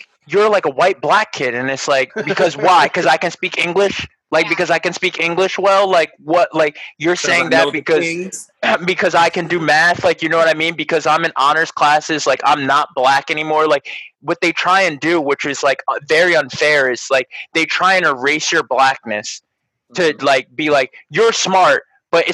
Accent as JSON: {"language": "English", "town": "North Wales", "region": "Pennsylvania", "country": "United States", "tie": "born or raised there", "said": "Like I'm from Pennsylvania, from North Wales. I talk like everyone that came from North Wales."}